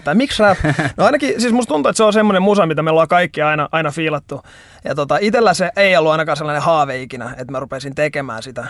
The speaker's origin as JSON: {"language": "Finnish", "town": "Helsinki", "region": "Uusimaa", "country": "Finland", "said": "mä oon Helsingistä, 27-vuotias nuori mies"}